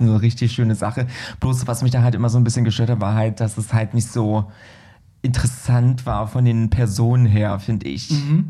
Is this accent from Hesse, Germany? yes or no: no; Berlin, Germany; als U-Berliner, weißt du, ich bin ja Berliner